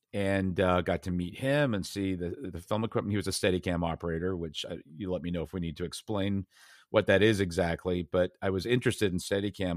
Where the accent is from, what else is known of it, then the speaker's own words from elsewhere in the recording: Brookline, Massachusetts, United States; also born or lived in United Kingdom; I grew up mostly in Boston area, Brookline, Massachusetts.